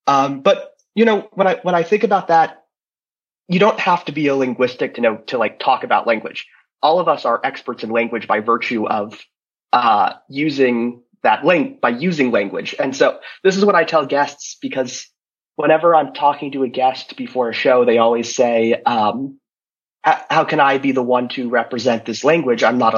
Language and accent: English; United States; first language English; now in Brussels, Belgium; I'm from the United States, and so my native language is English and American English. I've lived kind of all over in the U.S., and now, like Marcello, I live here in Brussels, Belgium.